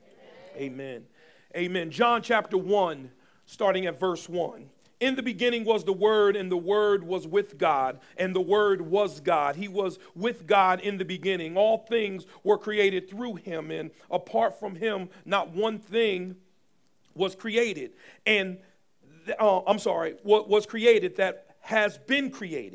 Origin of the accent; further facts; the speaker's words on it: Paterson, New Jersey, United States; I grew up in Paterson, New Jersey